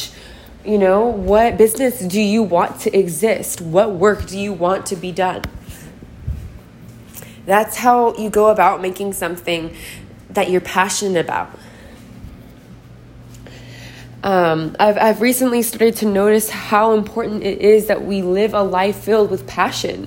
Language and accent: English; Portland, Oregon, United States; now in Austin, United States; I am from Portland, Oregon. I'm currently living in Austin, Texas